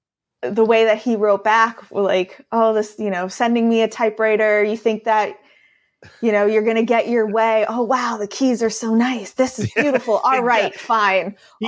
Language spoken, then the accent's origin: English; Scranton, Pennsylvania, United States; accent: Scrantonian; now in Asheville, United States; I am born and raised in Scranton, Pennsylvania. I now live in Asheville, North Carolina. But this weird, strange accent you sometimes hear is Scrantonian.